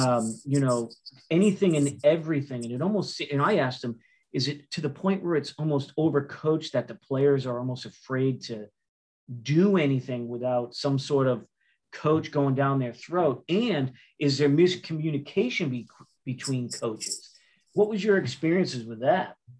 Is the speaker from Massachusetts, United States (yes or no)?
yes; Massachusetts, United States; I'm from Massachusetts